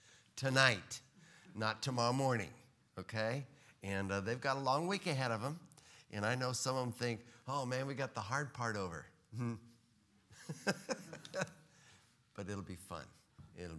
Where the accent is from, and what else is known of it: Texas, United States